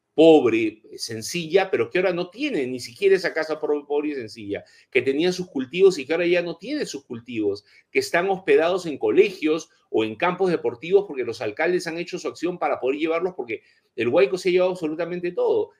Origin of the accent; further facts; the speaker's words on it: Peru; como peruanos